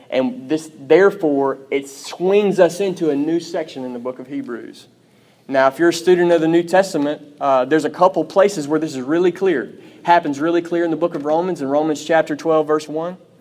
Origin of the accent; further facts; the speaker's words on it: Pearl, United States; I'm from Pearl.